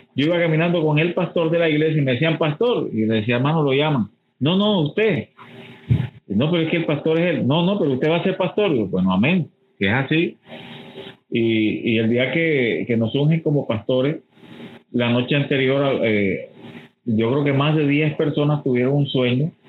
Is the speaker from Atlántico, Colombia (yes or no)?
yes; Barranquilla, Atlántico, Colombia; moved away as an adult; also born or lived in Bogotá; yo soy barranquillero